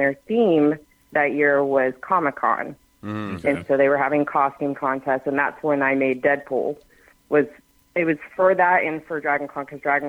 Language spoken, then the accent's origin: English; Dayton, Ohio, United States; moved away as an adult; also born or lived in Georgia; I grew up actually in Dayton, Ohio, born and raised.